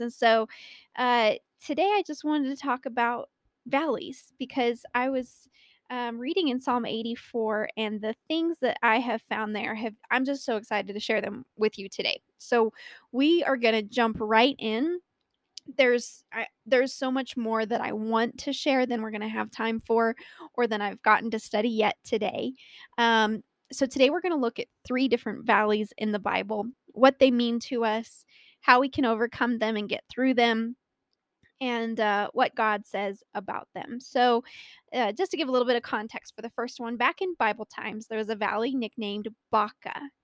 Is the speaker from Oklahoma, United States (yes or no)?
no; Colorado, United States; born or raised there